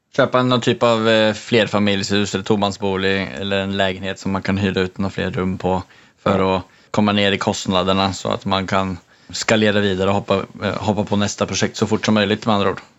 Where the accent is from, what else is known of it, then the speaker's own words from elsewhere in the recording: Sweden; now in Norway; vi båda kommer från Sverige